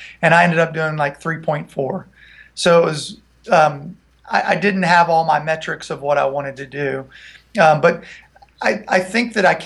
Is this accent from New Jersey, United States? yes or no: no; Franklin, Tennessee, United States; also born or lived in Nashville, Tennessee; I'm originally from Nashville, actually from Franklin, Tennessee